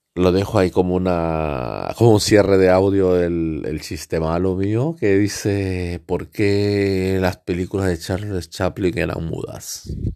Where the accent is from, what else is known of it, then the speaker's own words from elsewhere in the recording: El Oro, Ecuador; la provincia del El Oro en Ecuador, mi país de origen.